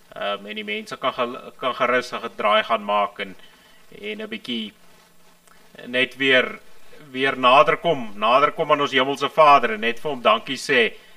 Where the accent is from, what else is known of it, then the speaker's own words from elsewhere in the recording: Transvaal, South Africa; ek kom hier van ek kom hier van Transvaal af